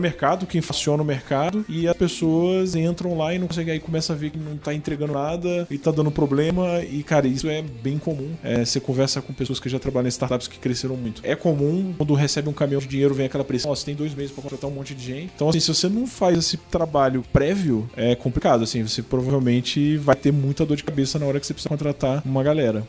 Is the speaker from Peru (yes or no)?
no; Rio de Janeiro, Brazil; now in São Paulo, Brazil; eu sou do Rio